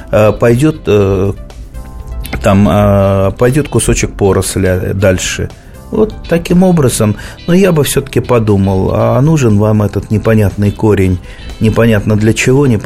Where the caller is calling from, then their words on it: Krasnoyarsk, Krasnoyarsk Krai, Russia; Здравствуйте, я здравствуйте из Красноярска маленький вопросик.